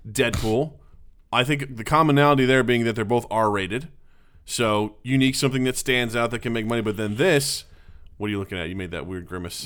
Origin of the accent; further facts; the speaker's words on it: Northeastern Missouri, United States; near my hometown slash in my hometown of, of Northeastern Missouri